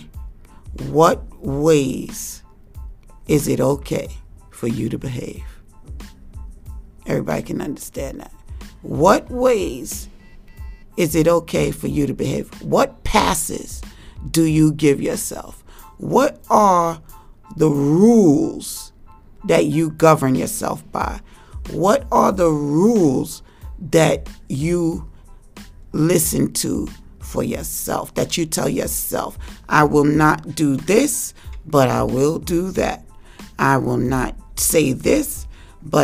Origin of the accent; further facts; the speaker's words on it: New York City, New York, United States; I grew up in Harlem, 140th Street and 7th Avenue.